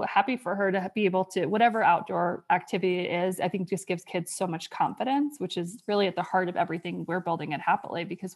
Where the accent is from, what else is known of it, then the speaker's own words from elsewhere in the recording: New York, United States; moved away as an adult; also born or lived in Virginia; now in Wyoming, United States; I grew up in New York.